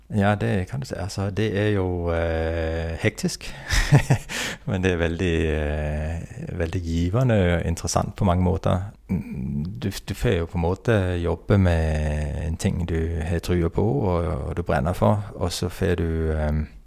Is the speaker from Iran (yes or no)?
no; Denmark; Norwegian is a second language; moved away as an adult; also born or lived in Oslo, Norway; now in Herøy, Norway; så er jeg jo dansk, da. Og har vokst opp og studert til Utdanna meg til ingeniør i Danmark.